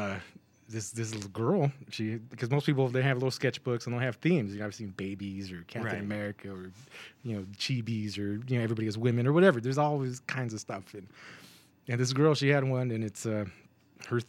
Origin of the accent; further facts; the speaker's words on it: Corona, California, United States; also born or lived in Fontana, California; I'm from Corona